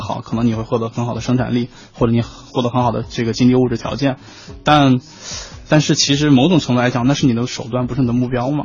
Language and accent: Chinese; Shanxi, China; 我是来自山西挖煤大手